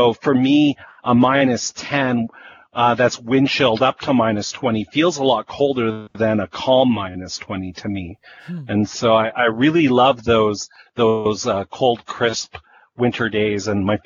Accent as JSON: {"language": "English", "town": "Winnipeg", "region": "Manitoba", "country": "Canada", "tie": "born or raised there", "said": "growing up in Winnipeg"}